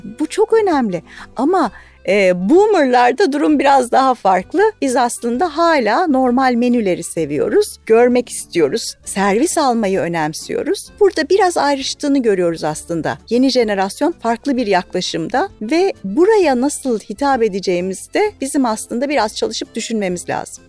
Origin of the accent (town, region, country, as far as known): Turkey; also born or lived in Michigan